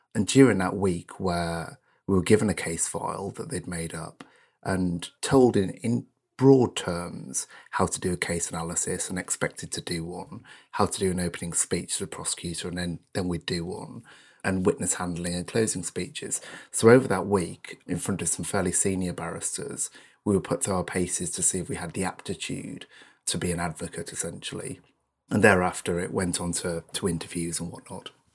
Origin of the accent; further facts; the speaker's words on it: North East England, United Kingdom; I, I come from the North East of England, um, from a fairly humble background, from a, a council estate, in fact